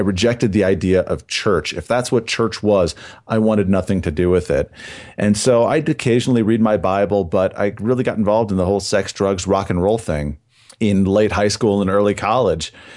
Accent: southern Wisconsin, United States; I was born and raised in a small town in southern Wisconsin.

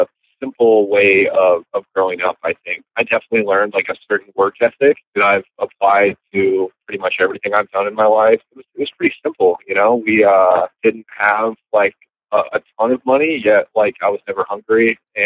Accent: Marshalltown, Iowa, United States; I was born and raised in Marshalltown. So I was there from the time, you know, I was born there, and then I was there until I graduated high school.

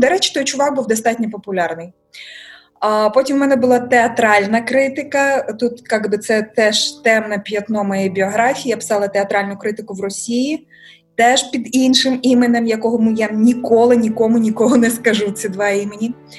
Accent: Mykolaiv, Mykolaiv Oblast, Ukraine; Ukrainian is a second language; moved away as an adult; now in Kyiv, Ukraine; Я сказала з Миколаєва

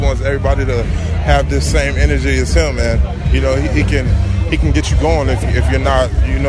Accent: Minneapolis, Minnesota, United States; I'm born and raised in Minneapolis.

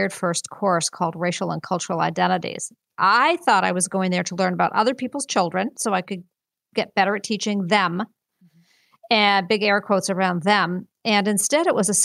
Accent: Winchester, Massachusetts, United States; also born or lived in Ohio; I grew up in White Bubble Winchester, which is this affluent, you know, mm-hmm. Neighborhood

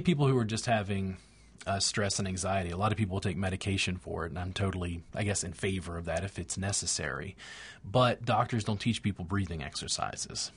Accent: United States; I'm an American

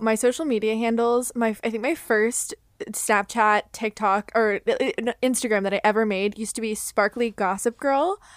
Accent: Florida, United States; I grew up in Florida

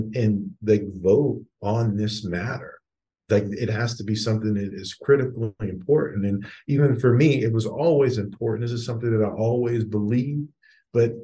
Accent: McKeesport, Pennsylvania, United States; McKee Sport, my hometown

